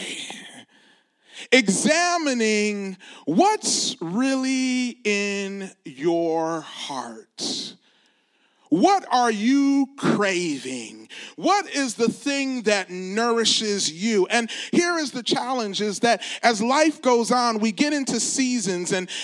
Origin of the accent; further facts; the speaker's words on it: Detroit, Michigan, United States; I'm from the Detroit area